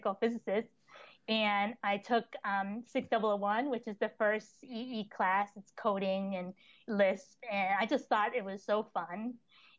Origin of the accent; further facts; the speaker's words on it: Long Island, New York, United States; moved away as an adult; also born or lived in Texas; I grew up in Long Island, going to public school